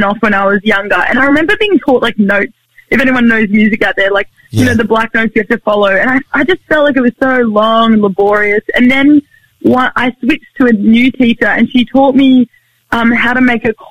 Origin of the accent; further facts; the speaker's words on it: Sunshine Coast, Queensland, Australia; I grew up on the Sunshine Coast in, like on this 27-acre kind of mini farm thing